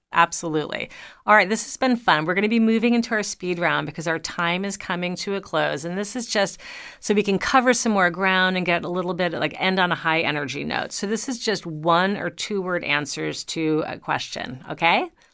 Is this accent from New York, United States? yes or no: yes; New York, United States; also born or lived in Long Island; I am originally a New Yorker